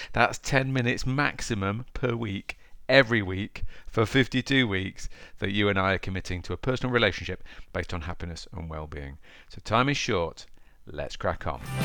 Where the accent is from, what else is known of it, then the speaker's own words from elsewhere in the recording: Derby, East Midlands, United Kingdom; I'm from Derby